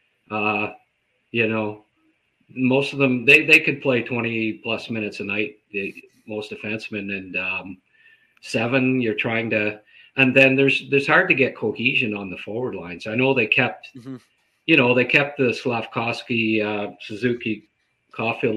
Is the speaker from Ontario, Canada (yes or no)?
yes; Renfrew, Ontario, Canada; I grew up in Renfrew, and it's, you know, Valley towns, right? Ottawa Valley